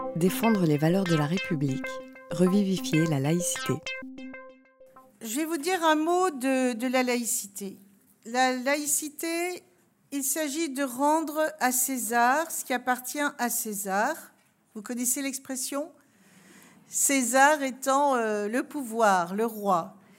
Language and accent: French; Alsace, Grand Est, France; je viens d'Alsace